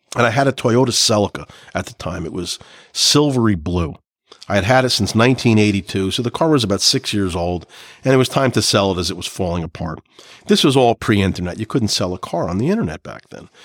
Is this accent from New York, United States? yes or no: no; Clark, New Jersey, United States; This is kind of what I grew up with in Clark, New Jersey